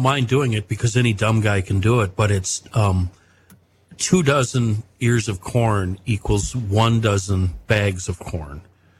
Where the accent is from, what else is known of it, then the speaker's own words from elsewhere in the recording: Minnesota, United States; Yeah, I'm from Minnesota.